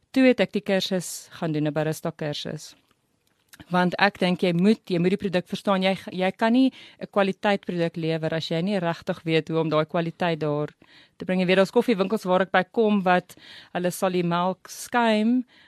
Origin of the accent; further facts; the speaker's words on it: Riebeeckstad, Free State, South Africa; also born or lived in Bloemfontein / Saudi Arabia / Welkom; ek het naby Kroonstad groot geword in Riebeekstad